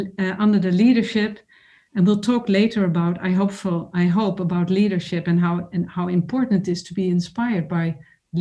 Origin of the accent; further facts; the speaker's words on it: Netherlands; I grew up in the Netherlands as a child of migrants from Sweden and Finland